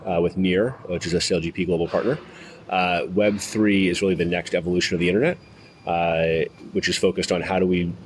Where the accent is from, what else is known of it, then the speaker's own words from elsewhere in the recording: United States; I'm an American here